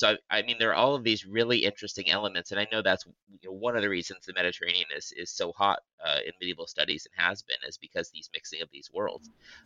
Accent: United States; I think I have an advantage as a medievalist being an American, because I don't have to be embedded in some of these local conflicts

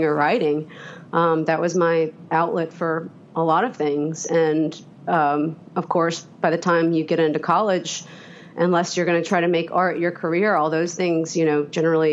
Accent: Atlanta, Georgia, United States; also born or lived in Hattiesburg, Mississippi; moved to Metro Atlanta, Newt Gingrich's district, which was kind of rural at the time, you know, in the mid-80s, but lived in Metro Atlanta my whole life

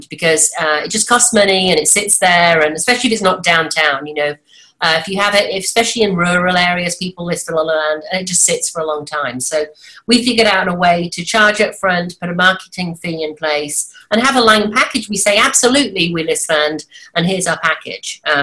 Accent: an hour and a half north of London, England, United Kingdom; moved away as an adult; also born or lived in Washington, D.C.; now in United States; From the UK originally

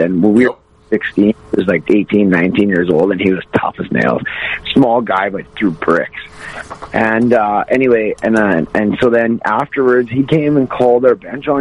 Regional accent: Wainwright, Alberta, Canada; also born or lived in Vermilion, Alberta; I grew up in Wainwright, Alberta. Um, I'm originally I was born in Vermilion, Alberta

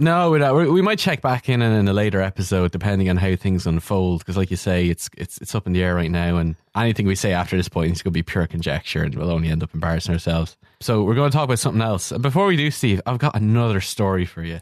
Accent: Kildare, Leinster, Ireland; I'm from Kildare, and it turns out there's a fe, my fellow Kil, Kil, Kildarian

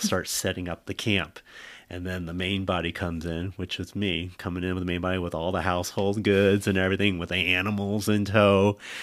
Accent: California, United States; moved away as an adult; also born or lived in Bay Area; we spent so much time growing up in California

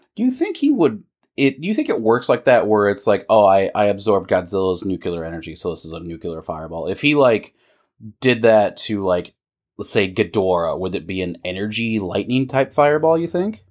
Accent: United States; we're American

